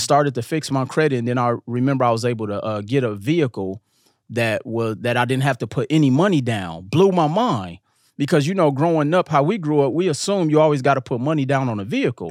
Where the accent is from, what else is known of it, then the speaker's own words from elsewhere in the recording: Milwaukee, Wisconsin, United States; growing up in Milwaukee